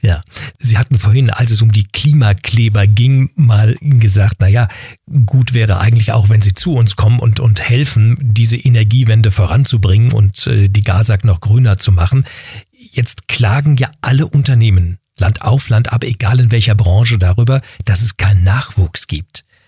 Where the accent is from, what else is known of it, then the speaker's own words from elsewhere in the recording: Berlin, Germany; ich bin in Berlin-Wedding im Westen groß geworden